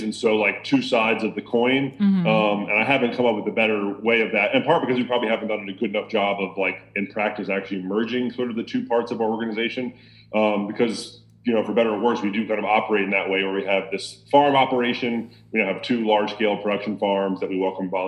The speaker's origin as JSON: {"language": "English", "town": "Lynchburg", "region": "Virginia", "country": "United States", "also_born_or_lived": "South Carolina", "said": "I'm from Virginia, from Lynchburg"}